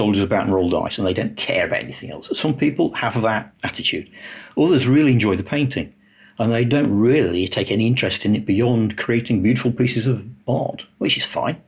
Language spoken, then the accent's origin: English; Lincoln, East Midlands, United Kingdom; I was actually from Lincoln. Lincoln was a industrial, heavy industry. My father worked for a company that made excavators